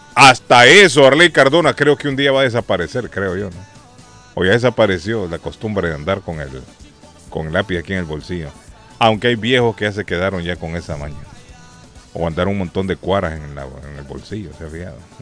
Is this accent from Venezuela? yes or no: no; Honduras; now in Boston, United States; En Honduras le llamábamos, recuerdo siendo niño